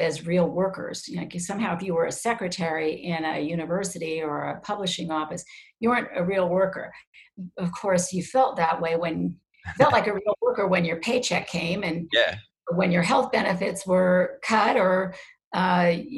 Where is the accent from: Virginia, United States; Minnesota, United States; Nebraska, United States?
Nebraska, United States; Lincoln; moved away as an adult; also born or lived in Hamburg, Iowa / New York City; now in Connecticut, United States; we moved to Lincoln, where there were 16 kids my age